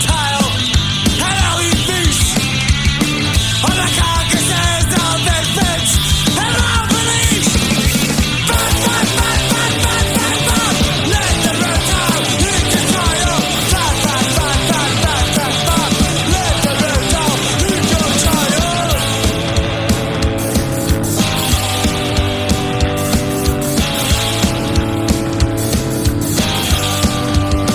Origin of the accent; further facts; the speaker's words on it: Chester, North West England, United Kingdom; also born or lived in Northwich; I was born in Chester and I worked in Northwich for many a year, and I do live in the county of Cheshire